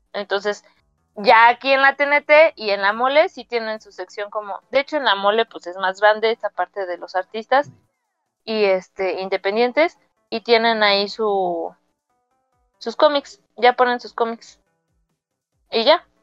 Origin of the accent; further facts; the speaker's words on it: San Juan del Río, Querétaro, Mexico; moved away; mi pueblo, porque pues, es muy chiquito San Juan del Río